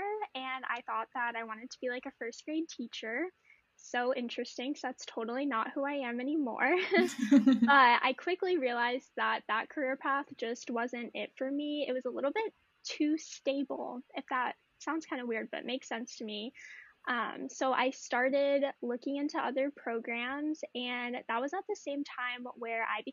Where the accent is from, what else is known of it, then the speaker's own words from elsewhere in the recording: New Orleans, Louisiana, United States; now in Northern California, United States; I am originally from New Orleans, Louisiana, but now I live in Northern California